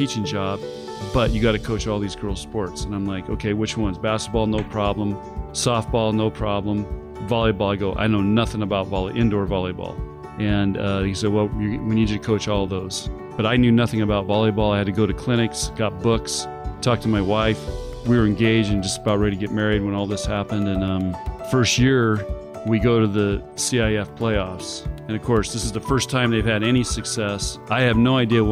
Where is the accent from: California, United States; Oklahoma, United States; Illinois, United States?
California, United States; Chula Vista; moved away; I was the firstborn, and basically we had a very simple life. It was in Chula Vista, California, which is right on the Mexican border